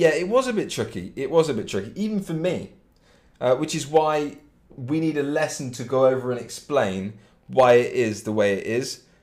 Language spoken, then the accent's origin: English; Cambridge, East of England, United Kingdom; I'm exactly from Cambridge um, in England, which is part of Great Britain and it's about an hour north of London, Cambridge